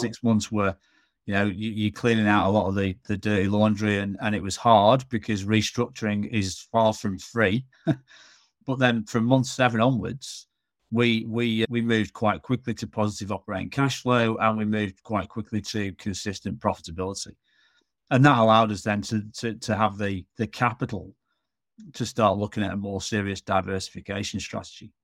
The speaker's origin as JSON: {"language": "English", "town": "Manchester", "region": "North West England", "country": "United Kingdom", "tie": "born or raised there", "also_born_or_lived": "Hull", "moved": "as an adult", "lives_now": "Australia", "said": "born and raised in Manchester"}